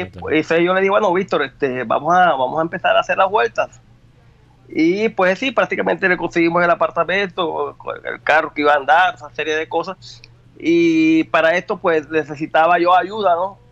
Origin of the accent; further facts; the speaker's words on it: Colombian Caribbean coast, Colombia; now in Brazil; nosotros costeños